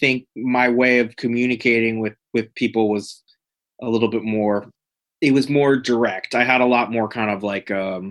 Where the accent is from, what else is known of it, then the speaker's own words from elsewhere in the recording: Connecticut, United States; also born or lived in Manhattan, New York; Mostly in Connecticut.